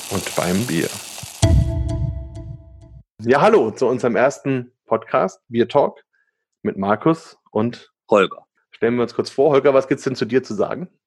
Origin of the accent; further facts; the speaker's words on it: Bamberg, Bavaria, Germany; Also, als ich jung war, äh, da war das ja in Bamberg noch so, dass jede Bamberger Familie sich mit irgendeiner Brauerei ähm, praktisch verbunden gefühlt hat